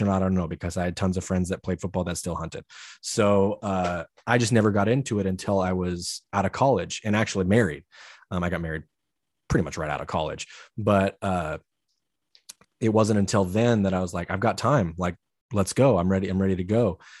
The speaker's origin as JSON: {"language": "English", "region": "Idaho", "country": "United States", "tie": "born or raised there", "said": "growing up in Idaho, everybody hunts"}